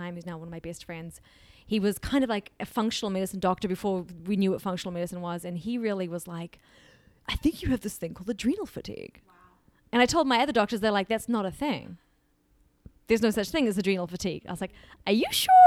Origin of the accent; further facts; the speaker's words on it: New Zealand; I grew up in New Zealand with, you know, amazing parents